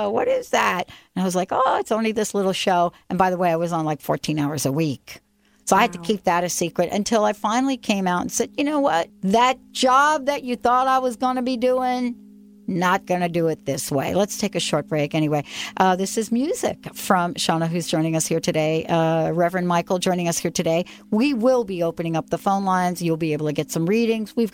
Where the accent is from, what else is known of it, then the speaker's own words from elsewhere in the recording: Oahu, Hawaii, United States; now in Seattle, United States; I'm from Oahu.